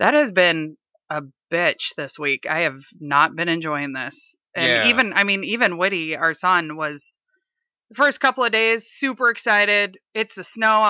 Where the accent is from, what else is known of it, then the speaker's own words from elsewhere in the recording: Minnesota, United States; now in Seattle, United States; I'm originally from Minnesota